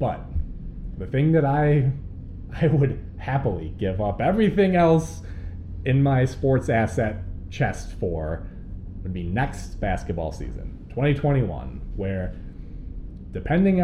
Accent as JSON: {"language": "English", "region": "Michigan", "country": "United States", "tie": "born or raised there", "said": "I grew up in Michigan"}